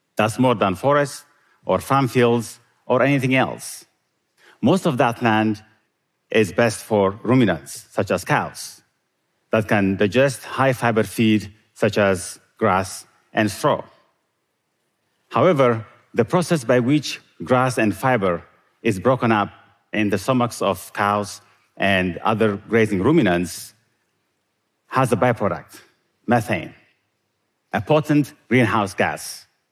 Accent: Eritrea; Growing up in Eritrea, I loved milk and meat when we could get it, which wasn't often

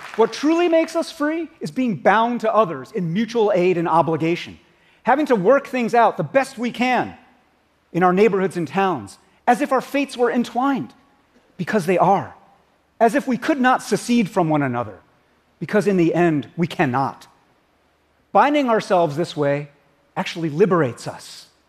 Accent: United States; As an American

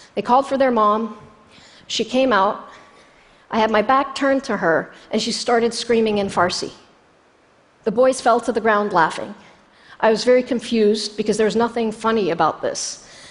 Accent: Jordan; moved away as an adult; now in United States; I was born in Jordan 11 years later.

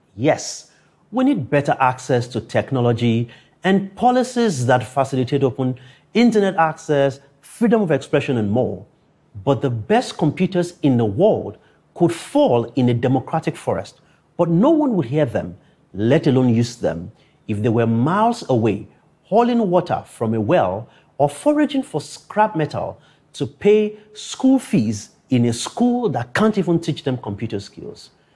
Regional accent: Akure, Ondo, Nigeria; growing up in Akure, a town 350 kilometers from Lagos

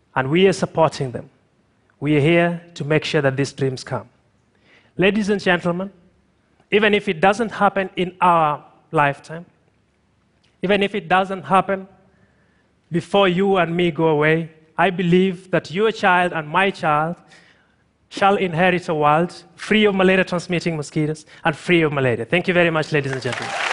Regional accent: Tanzania; I'm from Tanzania

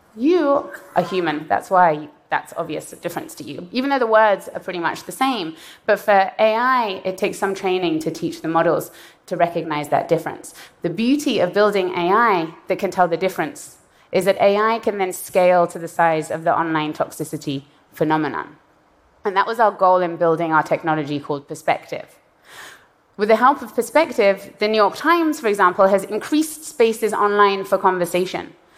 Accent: Iran; moved away; I was born in Iran and I left in the aftermath of a violent revolution

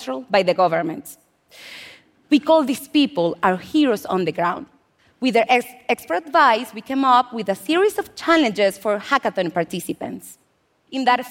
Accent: Venezuela; moved away as an adult; now in United States; I'm an immigrant from Venezuela, and I've lived in the U.S. for 6 years

